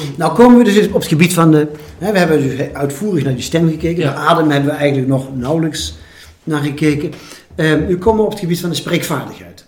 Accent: 's-Hertogenbosch, North Brabant, Netherlands; moved away; also born or lived in Rotterdam; in de stad waar ik ben opgegroeid, in Sertogenbos

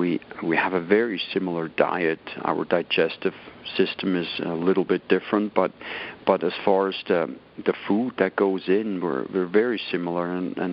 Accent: Switzerland; English is a second language; moved away as an adult; I was 19 years old when this happened. I was young and naive. I barely spoke any English. I was pretty fresh out of Switzerland.

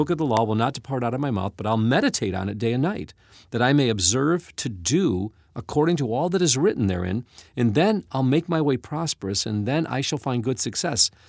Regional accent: United States; as an American

